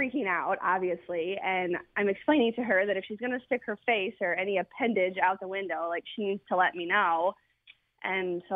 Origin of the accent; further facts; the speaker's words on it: Michigan, United States; now in Sanford, United States; Originally from Michigan, but we are in Sanford right now